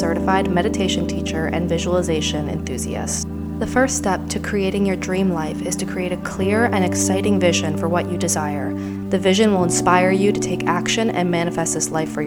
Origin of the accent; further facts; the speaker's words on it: New Jersey, United States; moved away as an adult; also born or lived in New York; now in Miami, United States; I was truly a born New Yorker that grew up in Jersey